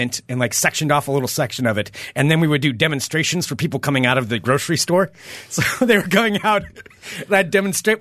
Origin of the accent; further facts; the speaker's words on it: Independence, Oregon, United States; growing up in Independence, Oregon